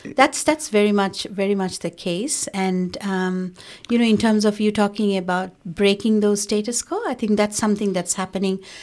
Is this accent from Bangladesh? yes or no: yes; Bangladesh; now in Australia; I was from Bangladesh